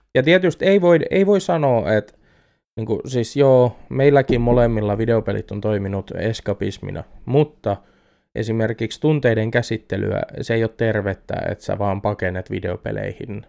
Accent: Eurajoki, Satakunta, Finland; moved away; alkuperäiseen kotikuntani Eurajoelle

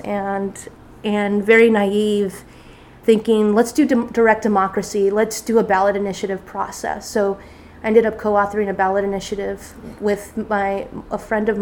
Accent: near the Salton Sea, California, United States; moved away as an adult; also born or lived in Long Beach, California / Oregon / San Diego, California; the Salton Sea was about 5 miles from where I used to live.

